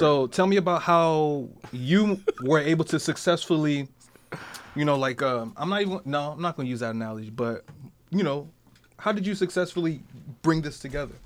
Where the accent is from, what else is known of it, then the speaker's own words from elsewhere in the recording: Newark, New Jersey, United States; moved away; I grew up in New Jersey, right? So I grew up in, like, like Newark